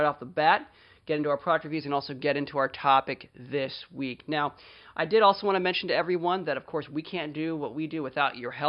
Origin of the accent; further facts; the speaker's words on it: Frederick, Maryland, United States; my hometown of Frederick, Maryland, USA